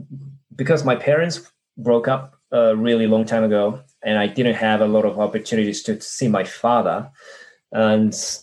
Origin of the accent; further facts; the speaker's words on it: Japan; first language Japanese; English is a second language; It was totally monolingual environment that I was living in. No one spoke English. No one spoke any other languages than Japanese. Japanese is my mother tongue, of course. So it was just a normal family in Japan.